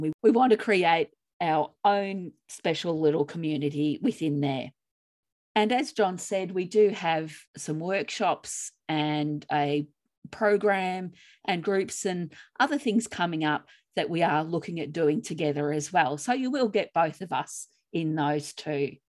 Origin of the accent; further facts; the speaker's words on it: Australia; in Australia, we say tomatoes.